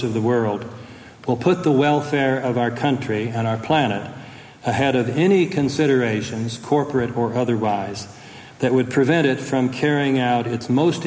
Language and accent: English; United States; as American citizens